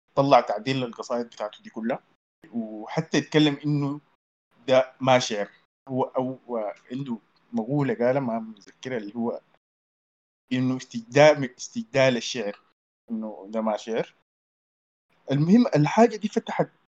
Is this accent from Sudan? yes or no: yes; Sudan; عندنا في السودان